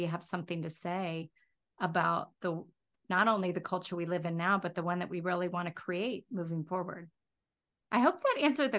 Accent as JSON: {"language": "English", "region": "the South", "country": "United States", "said": "I go crazy with the y'all thing because I'm from the South."}